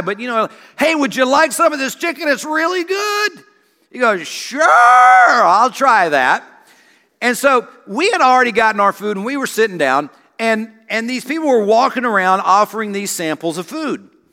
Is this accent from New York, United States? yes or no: no; South Carolina, United States; moved away; I grew up in South Carolina